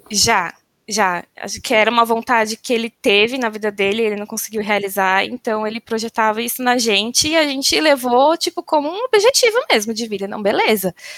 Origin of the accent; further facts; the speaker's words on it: São Bernardo do Campo, São Paulo, Brazil; moved away as an adult; Nasci em São Bernardo do Campo, vulgo São Bernóia ou São Berlondres, que é meu preferido, porque o tempo está sempre nublado e chuvoso. Vivi minha vida inteira em São Bernardo